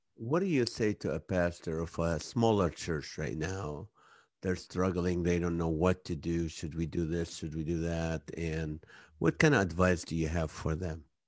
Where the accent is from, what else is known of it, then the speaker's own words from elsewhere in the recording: Kuwait; also born or lived in Israel; now in United States; I'm from Israel. I grew up in Kuwait